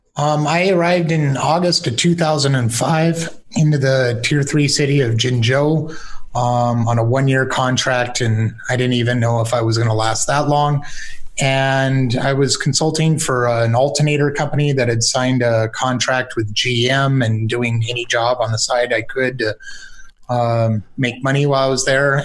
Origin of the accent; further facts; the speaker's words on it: United States; I'm, I'm an American myself